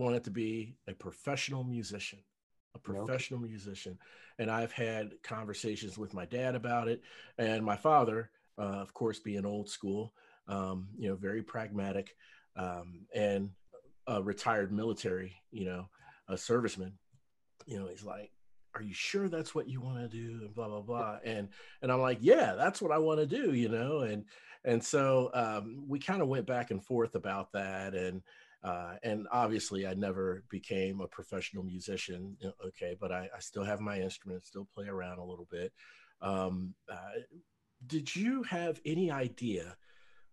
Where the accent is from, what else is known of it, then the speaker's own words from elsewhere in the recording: Cincinnati, Ohio, United States; moved away as an adult; now in Dallas, United States; a fellow Ohioan, I am from Cincinnati, Ohio, moved here to North Dallas 5 years ago.